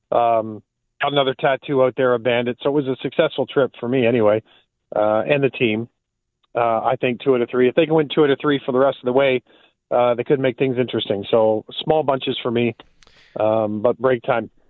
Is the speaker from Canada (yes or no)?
yes; Ontario, Canada; as you know, being a guy growing up in Southern Ontario, there were Bills fans